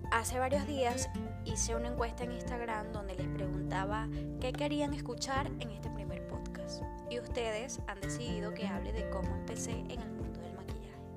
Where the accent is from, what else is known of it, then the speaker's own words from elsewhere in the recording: Venezuela; moved away as an adult; also born or lived in Madrid, Spain; now in Spain; En mi país, Venezuela, para los que no saben de dónde vengo, realicé mi primer curso de maquillaje